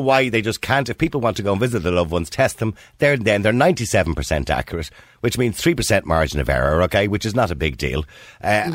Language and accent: English; Ireland; as Irish people